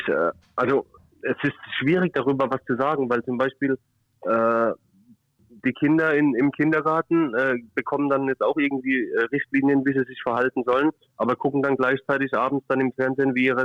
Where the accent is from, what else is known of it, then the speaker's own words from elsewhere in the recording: Kiel, Schleswig-Holstein, Germany; Ich als Kieler darf da sowieso nicht drüber reden.